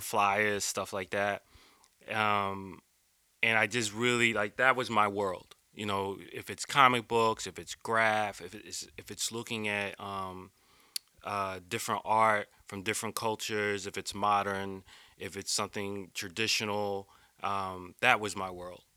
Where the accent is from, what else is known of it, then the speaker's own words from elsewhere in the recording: East Coast, United States; also born or lived in Philadelphia, Pennsylvania / Jersey City, New Jersey / New York; I grew up on the East Coast, uh, born in Philly, um, lived in Jersey City, uh, which became my heart.